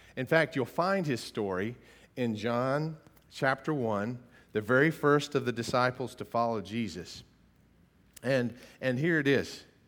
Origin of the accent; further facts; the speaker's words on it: United States; I'm such an American